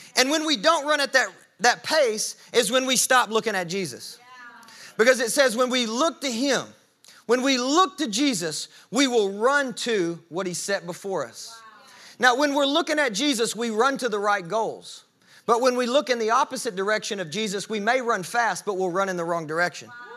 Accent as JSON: {"language": "English", "area": "the South", "region": "Southern United States", "country": "United States", "said": "I'm, I'm a Southerner"}